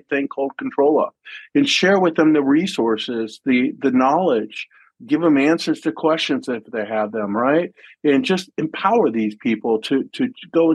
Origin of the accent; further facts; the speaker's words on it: United States; now in Germany; I'm American in Germany